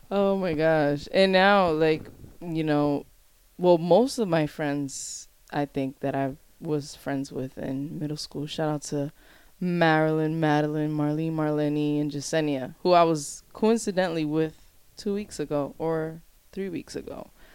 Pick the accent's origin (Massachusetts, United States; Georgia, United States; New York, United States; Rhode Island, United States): Rhode Island, United States; Providence; growing up on the West End, you have a sense of community